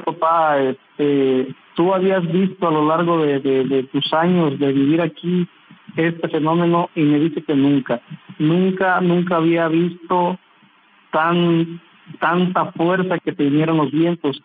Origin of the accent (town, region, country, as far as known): Coyuca de Benítez, Guerrero, Mexico